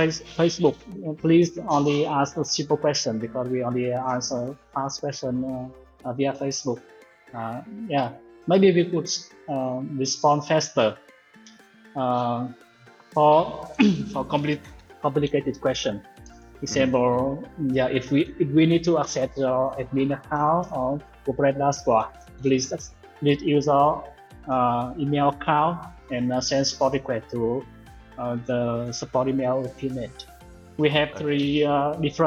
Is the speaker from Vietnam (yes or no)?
yes; Vietnam; we come from Vietnam, from the Far East, Southeast Asia